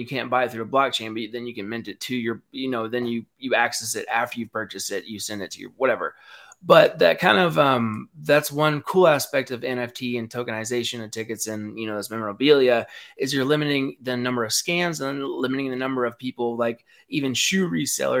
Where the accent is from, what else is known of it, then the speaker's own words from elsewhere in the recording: Knoxville, Tennessee, United States; I'm from Knoxville